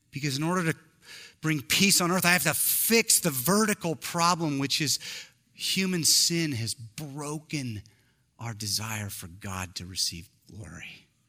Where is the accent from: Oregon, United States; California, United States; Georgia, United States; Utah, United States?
Oregon, United States; Eugene; I'm from Eugene